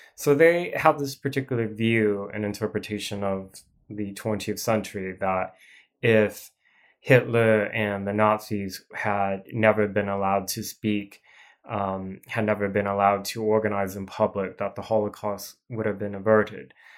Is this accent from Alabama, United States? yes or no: no; Portland, Oregon, United States; I grew up primarily in Portland